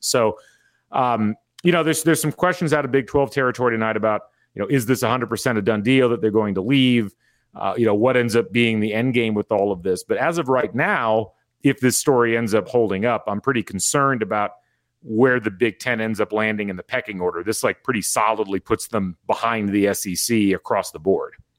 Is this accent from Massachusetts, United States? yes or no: no; Indiana, United States; growing up in Indiana, living in Indiana, being Indiana Athletics fans